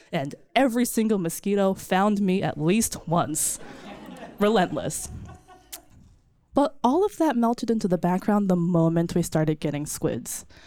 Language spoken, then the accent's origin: English; Virginia, United States; also born or lived in New Jersey; Virginia, but I was born in New Jersey